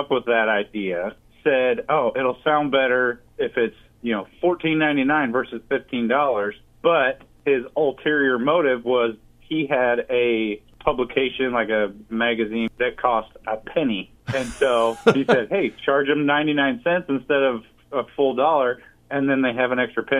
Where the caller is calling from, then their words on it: Des Moines, Iowa, United States; Still in Des Moines.